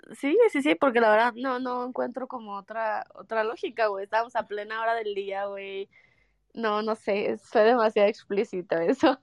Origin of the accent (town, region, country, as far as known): Mexico